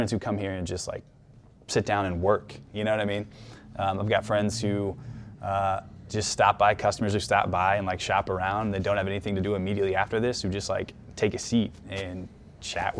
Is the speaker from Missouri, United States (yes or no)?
yes; Kansas City, Missouri, United States; I'm, you know, very much fancy myself like an everyday Kansas City Midwestern dude who's born and raised in Kansas City